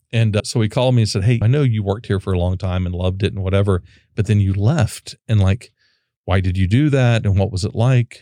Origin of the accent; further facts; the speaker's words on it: Oklahoma, United States; also born or lived in Dallas; now in Austin, United States; I'm from Oklahoma